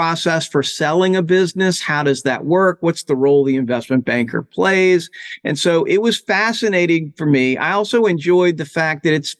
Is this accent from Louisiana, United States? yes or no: yes; New Orleans, Louisiana, United States; moved away as an adult; I'm originally from New Orleans, Louisiana